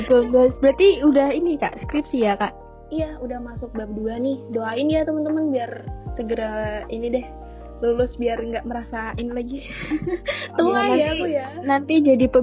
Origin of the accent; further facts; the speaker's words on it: Semarang, Central Java, Indonesia; Aku emang orang Semarang, Say.